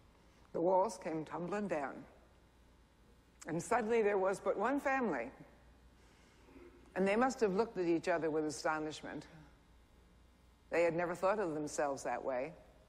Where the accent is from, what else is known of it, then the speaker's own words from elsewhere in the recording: Kingston, New York, United States; Rabbi, you might have come from Brooklyn Heights. I came from Kingston, New York.